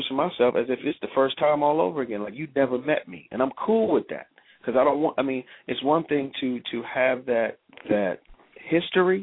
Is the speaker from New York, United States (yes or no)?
yes; New York, United States; also born or lived in Clinton, South Carolina; I was born there, but I was raised in New York